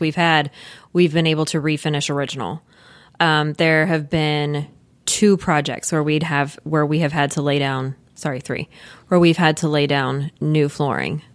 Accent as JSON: {"language": "English", "town": "Louisville", "region": "Kentucky", "country": "United States", "tie": "born or raised there", "said": "we, we are both from Louisville. I've lived here my whole life"}